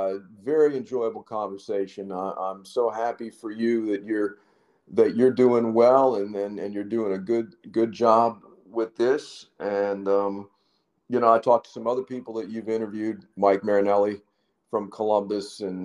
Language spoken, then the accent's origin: English; Canada; You know, I'm from Canada, you know, please.